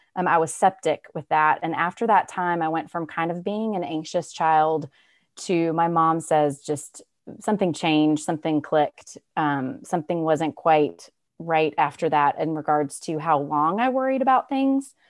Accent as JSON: {"language": "English", "town": "Raleigh", "region": "North Carolina", "country": "United States", "tie": "born or raised there", "said": "I am from Raleigh, North Carolina. I'm born and raised"}